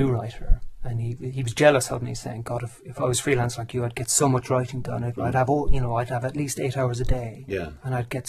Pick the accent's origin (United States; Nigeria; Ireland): Ireland; now in United Kingdom; Because I came over to England from Ireland in 1994.